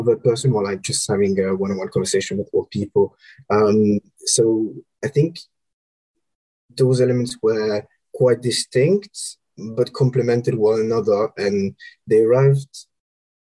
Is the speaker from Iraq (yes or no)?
no; Romandy, Switzerland; moved away as an adult; also born or lived in Copenhagen / Senegal; now in London, United Kingdom; I'm Swiss originally, from the French part. So born and raised in Switzerland.